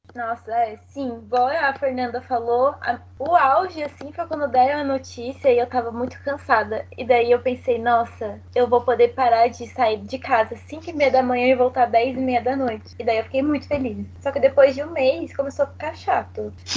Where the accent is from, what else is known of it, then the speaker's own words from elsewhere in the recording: Mogi das Cruzes, São Paulo, Brazil; porque eu não sou de São Paulo, tá, pessoal? Eu sou de Mogi das Cruzes